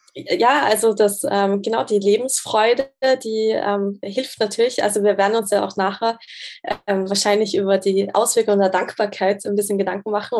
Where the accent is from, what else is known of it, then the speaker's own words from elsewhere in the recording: Austria; moved away as an adult; also born or lived in Graz / Zurich; ich komme ursprünglich aus Österreich